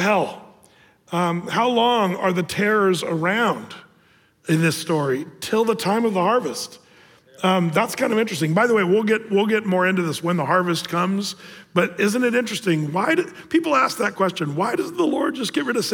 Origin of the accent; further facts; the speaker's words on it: Southern Oregon, United States; moved away; in Oregon, Southern Oregon, where I grew up